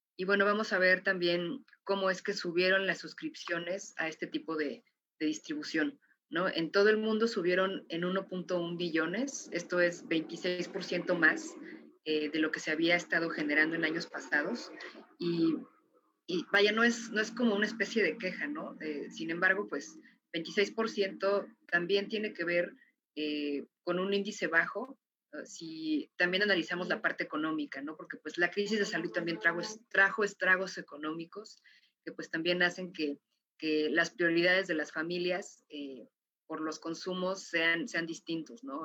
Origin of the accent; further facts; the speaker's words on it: Mexico; como mexicana